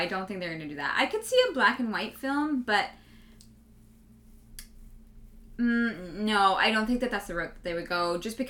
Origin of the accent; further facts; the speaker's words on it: Calgary, Alberta, Canada; We grew up in Calgary.